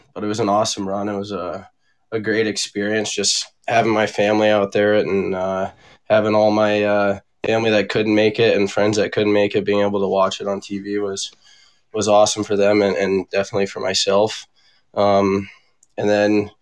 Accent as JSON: {"language": "English", "region": "Arizona", "country": "United States", "tie": "born or raised there", "moved": "as an adult", "lives_now": "Minnesota, United States", "said": "it was definitely different growing up in Arizona, especially when we were young."}